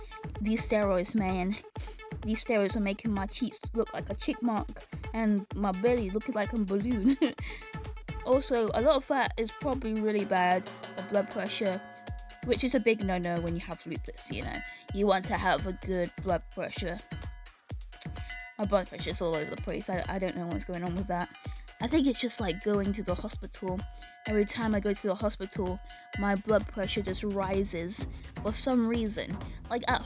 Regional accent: United Kingdom; I'm British

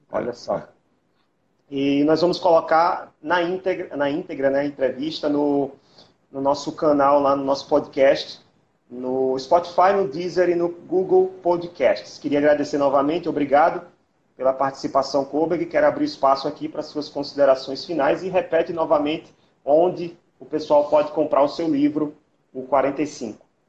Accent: Northeast Brazil, Brazil; aqui para o nordestino é, é, algo ruim, né? Porque nós, nós temos uma identidade muito grande pelos nossos estados, nossa região

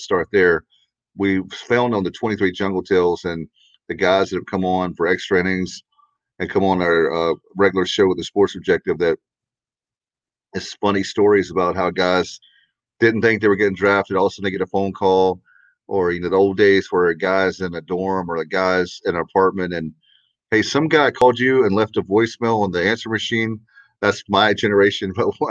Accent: Williamston, North Carolina, United States; I moved back home to Williamston, and I was working in Raleigh in radio

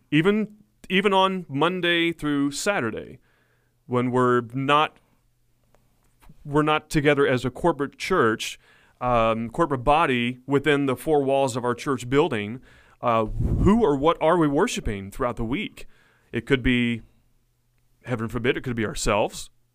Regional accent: Blanchard, Oklahoma, United States; grew up in the town of Blanchard, Oklahoma, as a pastor's kid my whole life

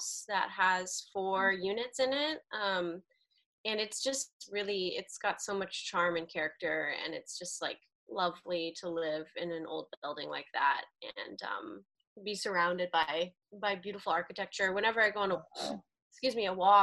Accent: Arlington, Virginia, United States; moved away as an adult; now in Washington, D.C., United States; I'm originally from Arlington, Virginia, which is about 20 minutes away

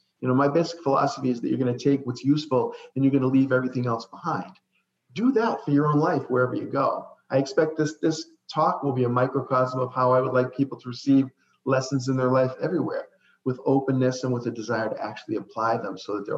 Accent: Saugus, Massachusetts, United States; moved away as an adult; also born or lived in Florida; I grew up in Saugus, Massachusetts, which is the home of the oldest ironworks in the country

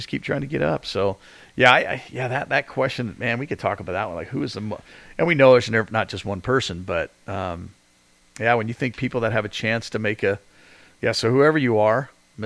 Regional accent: England, United Kingdom; moved away; I got the English flag because I was born there

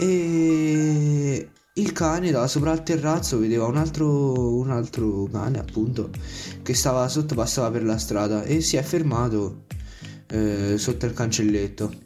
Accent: Avezzano, Abruzzo, Italy; vengo da Avezzano

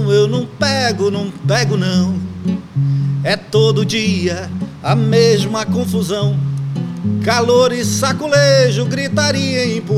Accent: Terra Santa, Pará, Brazil; also born or lived in Santarém; Eu sou de, eu nasci em Santarém, mas me criei em Terra Santa. Eu me considero de fato de Terra Santa. É o interior

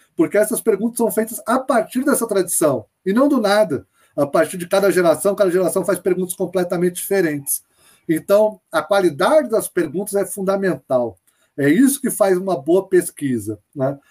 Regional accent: Brazil; A gente é brasileiro

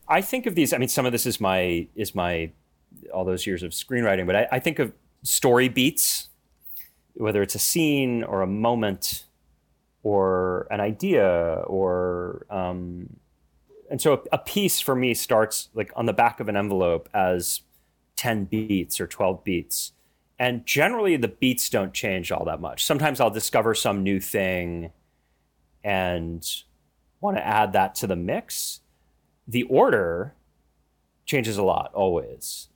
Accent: United States; being an American, even an American with an Irish name

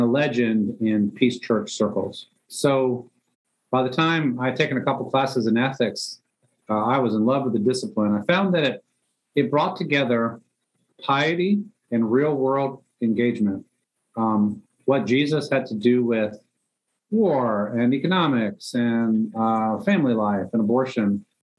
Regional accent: Northern Virginia, United States; also born or lived in Germany / New York; now in Atlanta, United States; raised in Northern Virginia

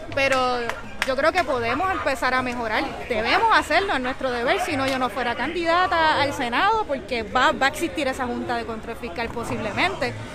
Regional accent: Puerto Rico

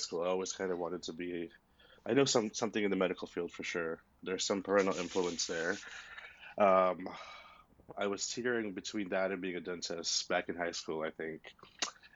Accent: Houston, Texas, United States; also born or lived in Austin; I'm from Houston. I went to college in Austin

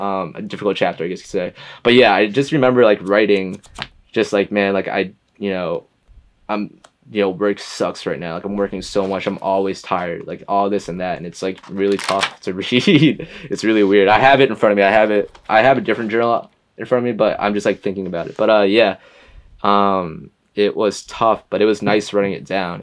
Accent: West Hartford, Connecticut, United States; also born or lived in Boston, Massachusetts; I'm from Connecticut, from a small town called West Hartford

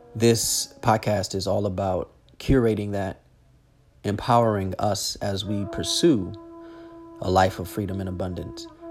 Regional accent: Los Angeles, California, United States; moved away as an adult; born and raised in Los Angeles

